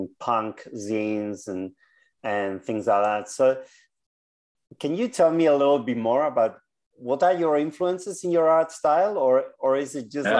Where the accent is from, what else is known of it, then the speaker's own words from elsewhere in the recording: Basque Country, Spain; now in Victoria, Australia; I was a kid in the 80s, and in the Basque Country, the biggest music was punk